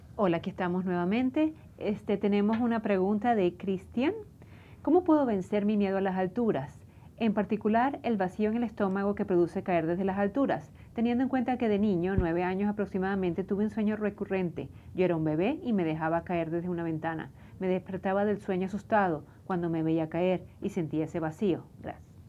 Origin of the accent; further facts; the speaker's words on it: Venezuela; No sé si es como venezolana